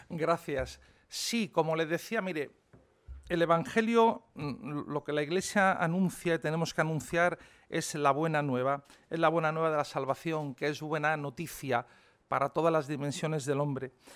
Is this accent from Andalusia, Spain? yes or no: no; Madrid, Community of Madrid, Spain; moved away as an adult; also born or lived in Rome; yo nací aquí en Madrid, pero como tantos que hemos nacido en Madrid, pues ni mi padre ni mi madre eran de Madrid.